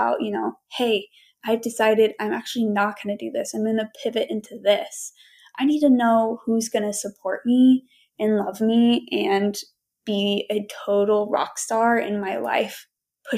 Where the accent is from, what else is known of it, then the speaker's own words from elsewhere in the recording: Knoxville, Tennessee, United States; I am from Knoxville, Tennessee